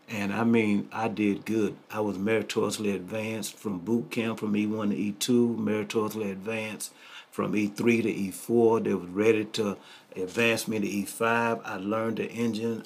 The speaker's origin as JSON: {"language": "English", "town": "Greenville", "region": "Mississippi", "country": "United States", "tie": "born or raised there", "also_born_or_lived": "Miami, Florida", "moved": "yes", "lives_now": "Wichita, United States", "said": "I was born and raised in Mississippi, Greenville, Mississippi"}